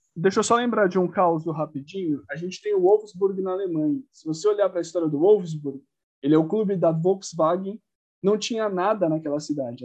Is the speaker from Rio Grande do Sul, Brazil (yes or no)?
no; São Paulo, Brazil; Lausanne Paulista, né, que é o bairro onde eu cresci, morei minha vida inteira